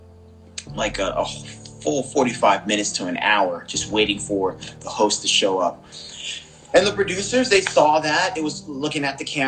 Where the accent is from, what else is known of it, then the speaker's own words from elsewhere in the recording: East Orange, Newark, Irvington, New Jersey, United States; also born or lived in Brooklyn, New York; I'm originally from Brooklyn. Born in Brooklyn, raised in Jersey, East Orange, Newark, Irvington era